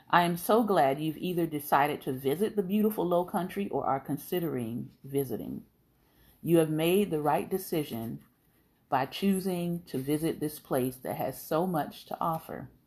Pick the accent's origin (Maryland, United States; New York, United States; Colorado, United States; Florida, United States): Florida, United States; I'm like, No. I'm from South Florida. What are you talking about?